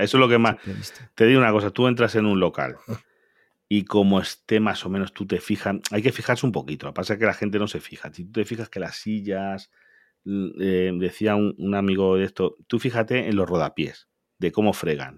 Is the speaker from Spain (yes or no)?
yes; Galicia, Spain; yo soy de Galicia